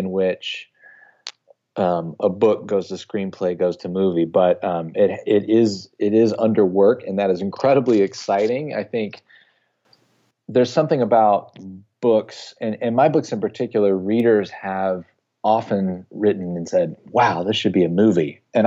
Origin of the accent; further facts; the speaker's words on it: North Carolina, United States; my hometown in North Carolina